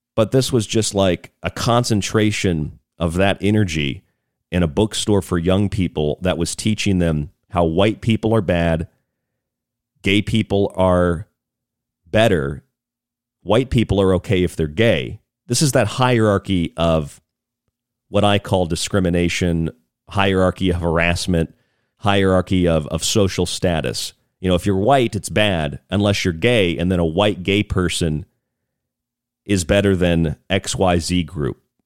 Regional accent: Central Florida, United States; moved away; I grew up there in Central Florida

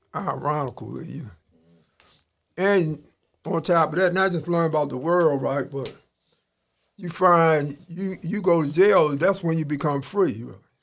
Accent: Baltimore, Maryland, United States; I'm from East Baltimore as a kid, and uh, my people moved to West Baltimore, Park Heights, when I was a boys' village in 1968. But I live in Baltimore all my life.

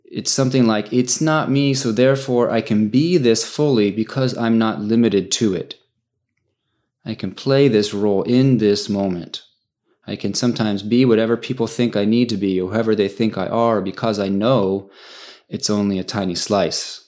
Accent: United States; I'm an American

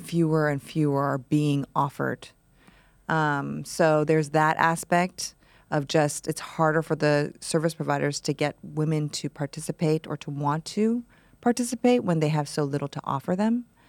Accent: Ohio, United States; I grew up in Ohio

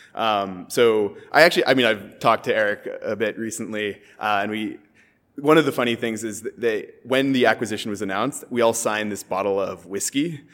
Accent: San Francisco, California, United States; I'm from San Francisco originally.

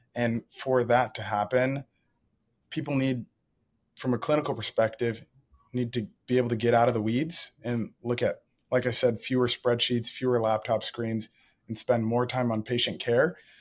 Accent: Ann Arbor, Michigan, United States; I grew up in Ann Arbor, Michigan

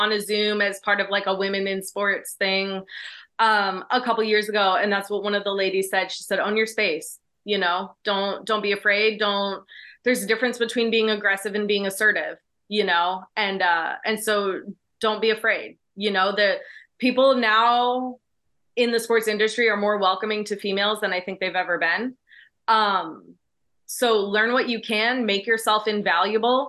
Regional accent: D.C., District of Columbia, United States; I grew up outside Washington, D.C.

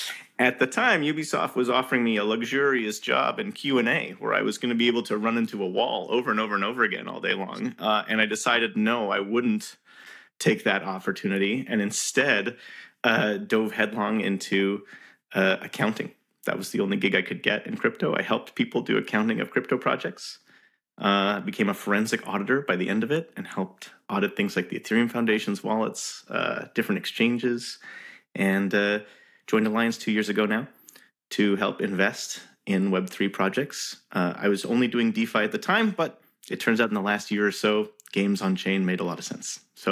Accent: Montreal, Quebec, Canada; I was born in Montreal, Game City.

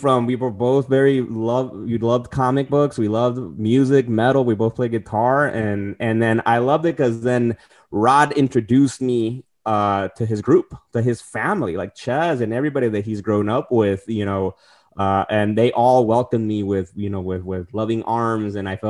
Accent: Tijuana, Baja California, Mexico; also born or lived in San Diego; now in New York, United States; And I'm originally coming from Tijuana and San Diego, so moving across the country, I didn't know anybody here in New York

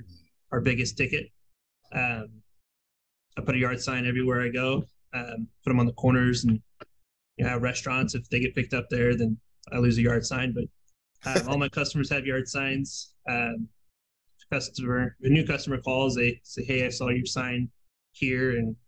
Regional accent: Kansas City, United States; we're actually new to this area. We're from Kansas City.

